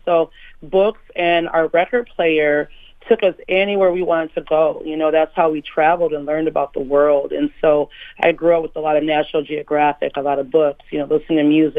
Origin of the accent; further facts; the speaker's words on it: Minneapolis, Minnesota, United States; I'm from Minneapolis, you know, so … and that Minneapolis sound is just as important to me as anything else.